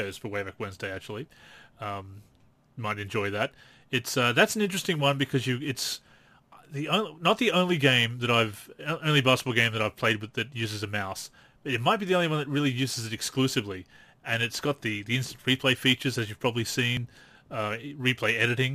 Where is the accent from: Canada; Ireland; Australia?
Australia; I'm Australian